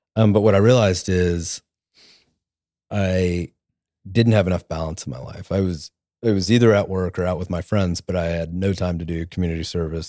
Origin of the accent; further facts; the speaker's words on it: Tulsa, Oklahoma, United States; also born or lived in New Orleans / Washington, D.C.; I'm from Tulsa. I grew up here